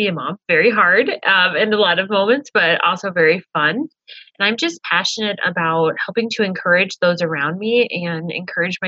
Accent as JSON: {"language": "English", "region": "Illinois", "country": "United States", "moved": "as an adult", "lives_now": "Jamestown, United States", "said": "I am actually originally from Illinois. My husband and I moved here to North Dakota."}